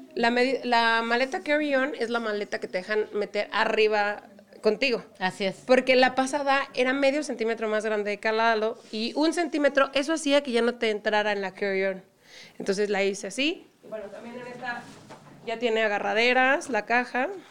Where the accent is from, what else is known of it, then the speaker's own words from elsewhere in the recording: Mexico; also born or lived in Europe; me decían en Europa que yo no era mexicana y eso me molestaba mucho